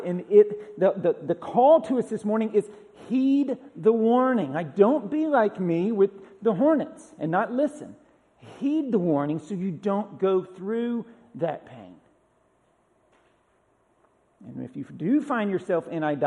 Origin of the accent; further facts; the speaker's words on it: Georgia, United States; now in Tennessee, United States; I haven't seen this in Tennessee since I've lived here, but growing up in Georgia